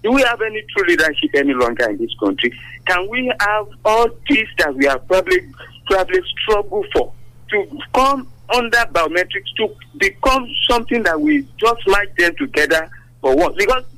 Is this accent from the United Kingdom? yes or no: no; Abeokuta, Ogun State, Nigeria; from Abel Kuta.